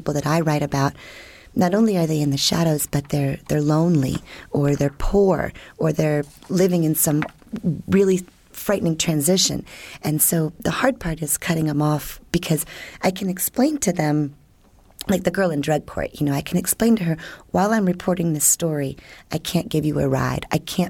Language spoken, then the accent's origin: English; Washington, District of Columbia, United States; now in St. Petersburg, United States; I grew up in Washington, D.C. during Watergate